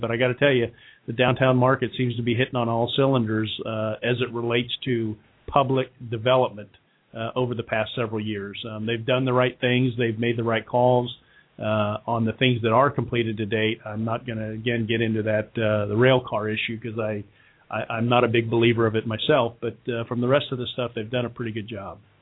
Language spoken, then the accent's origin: English; Kettering, Ohio, United States; moved away as an adult; now in Cincinnati, United States; where I grew up in Kettering, Ohio.